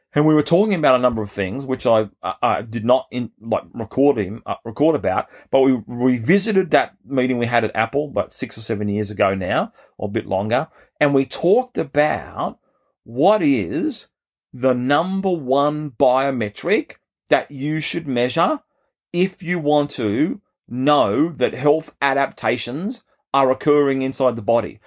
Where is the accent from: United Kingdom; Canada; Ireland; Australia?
Australia; as an Australian growing up